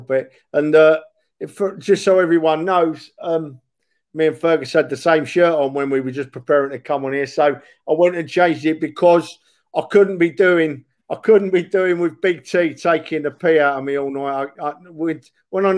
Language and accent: English; London, United Kingdom; Born and raised in Tottenham, mate. Went to school behind the Tottenham ground